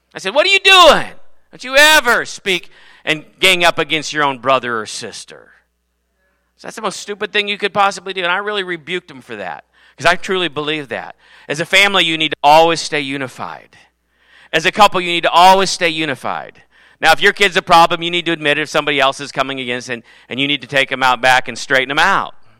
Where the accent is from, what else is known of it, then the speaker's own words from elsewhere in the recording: United States; I am not a Norwegian American, I am an American